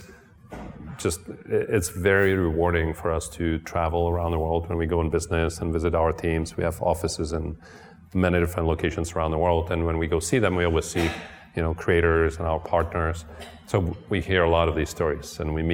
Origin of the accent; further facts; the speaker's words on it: Czechia; moved away; I grew up in Czechoslovakia, it used to be called then, now it's Then it became Czech Republic, now it became Czechia